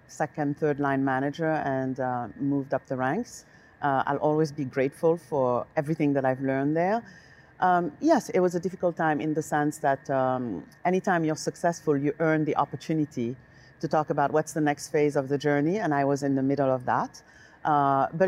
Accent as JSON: {"language": "English", "country": "Senegal", "tie": "born or raised there", "also_born_or_lived": "Paris, France", "moved": "yes", "lives_now": "United States", "said": "I was born in Senegal, West Africa."}